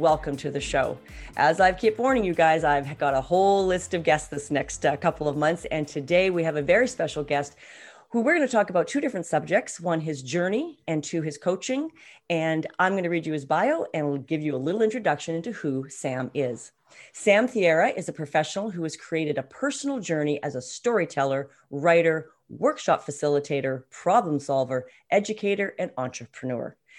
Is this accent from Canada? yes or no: yes; West Coast of Canada, British Columbia, Canada; we're both Canadians, and we're both from the West Coast, living in the West Coast right now.